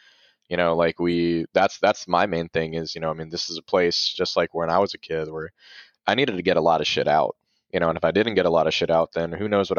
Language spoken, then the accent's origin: English; Valdosta, Georgia, United States; We're like we're from Valdosta, Georgia, which is like 22 miles north of the Florida border.